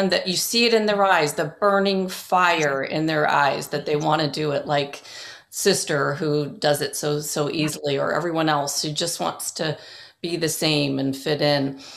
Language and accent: English; England, United Kingdom; born there; So you're talking about the fact now you're at Oxford and I was born in in England